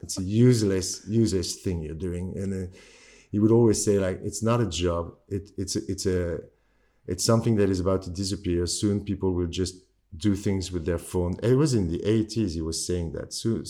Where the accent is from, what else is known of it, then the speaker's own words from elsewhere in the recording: London, United Kingdom; born there; I was born in London. My dad is French and my mom is Tunisian.